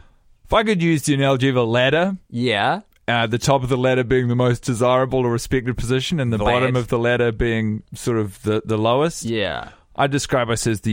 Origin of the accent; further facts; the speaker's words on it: New Zealand; I am from New Zealand.